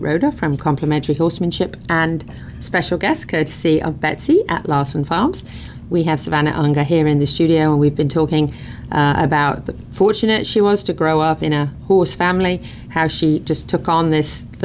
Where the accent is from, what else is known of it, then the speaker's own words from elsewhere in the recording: United Kingdom; moved away; I'm British.